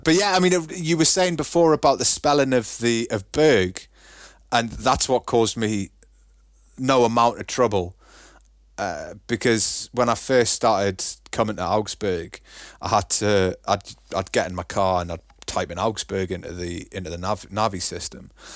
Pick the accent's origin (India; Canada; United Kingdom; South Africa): United Kingdom; Newcastle upon Tyne, North East England; now in Germany; I'm from Newcastle. And people usually, like, hear the accent and go, "Oh, all right, he's from Newcastle."